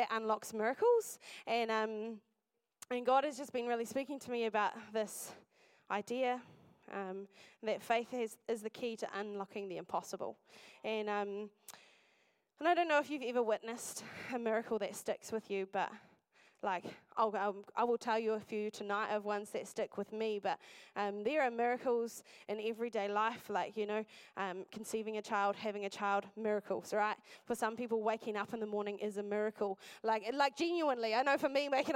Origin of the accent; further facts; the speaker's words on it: Masterton, Wellington, New Zealand; moved away as an adult; now in Dunedin, New Zealand; I'm originally from the Wairarapa, from a place called Masterton, and I grew up there